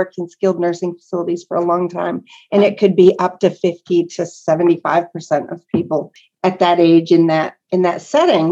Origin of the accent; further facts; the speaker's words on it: Northwest Pennsylvania, United States; now in Lubbock, United States; I'm from Northwest Pennsylvania, like 90 miles south of Buffalo, New York